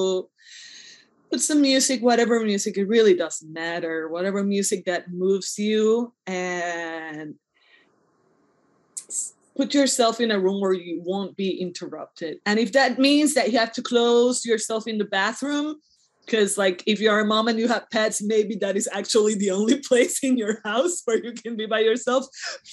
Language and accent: English; Puerto Rico; I'm from Puerto Rico and I prefer my name in Spanish